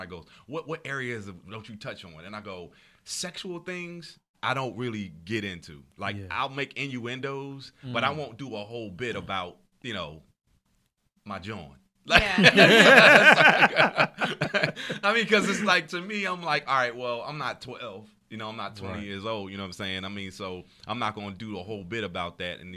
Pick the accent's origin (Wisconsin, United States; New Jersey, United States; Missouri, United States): New Jersey, United States; Camden; moved away; I'm from Camden, New Jersey.